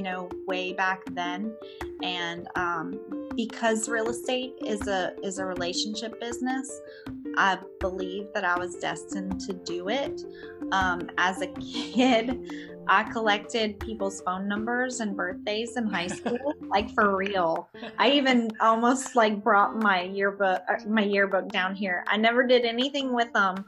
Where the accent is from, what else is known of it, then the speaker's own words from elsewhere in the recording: Broussard, Louisiana, United States; now in Houston, United States; my hometown of Broussard, Louisiana